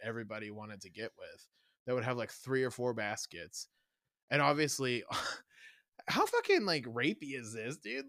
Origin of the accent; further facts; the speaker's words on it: the Bible Belt, the South, United States; moved away; also born or lived in Kansas City; growing up in the Bible Belt